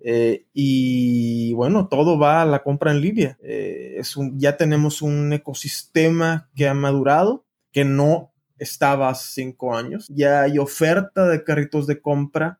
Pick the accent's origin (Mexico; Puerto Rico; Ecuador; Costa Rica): Mexico